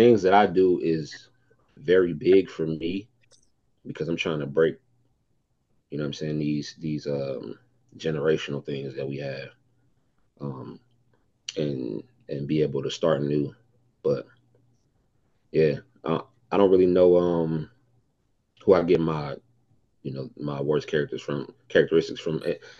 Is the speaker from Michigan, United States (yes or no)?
yes; Detroit, Michigan, United States; I'm from Detroit.